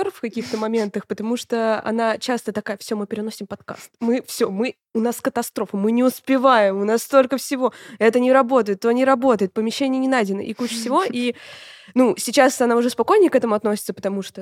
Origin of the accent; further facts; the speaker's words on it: Voronezh, Voronezh Oblast, Russia; из Воронежа, если что. Да, кстати, э, если вдруг кто все, все еще не в курсе, но мы очень гордимся тем, что мы из Воронежа, и любим об этом говорить.